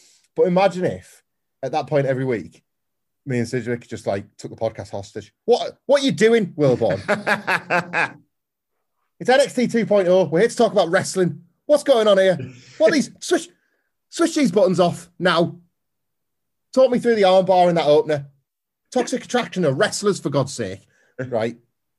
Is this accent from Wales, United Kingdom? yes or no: yes; Cardiff, Wales, United Kingdom; In my hometown of Cardiff.